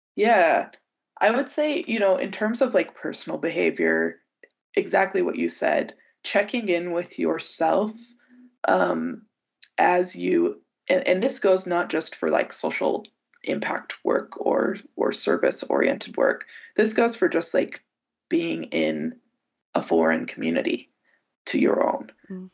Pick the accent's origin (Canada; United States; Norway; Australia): United States; as an American and as a Westerner